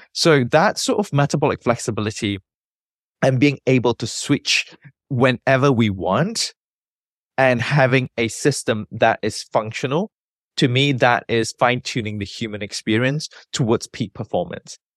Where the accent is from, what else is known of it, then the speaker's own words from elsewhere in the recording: Malaysia; moved away as an adult; also born or lived in United Kingdom; I was born and bred in Malaysia.